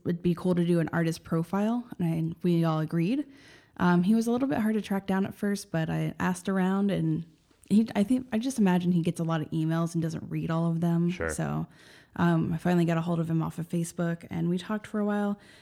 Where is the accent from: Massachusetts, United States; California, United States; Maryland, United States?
Maryland, United States; moved away; I grew up in Maryland